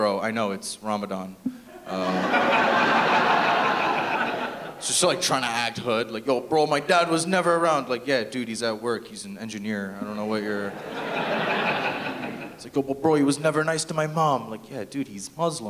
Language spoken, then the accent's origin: English; Toronto, Ontario, Canada; I am from Toronto